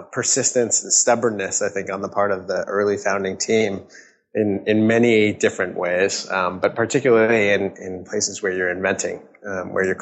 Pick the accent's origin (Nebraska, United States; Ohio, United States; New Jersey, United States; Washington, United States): Washington, United States; Redmond; also born or lived in California / San Francisco / Seattle; I grew up in Redmond, Washington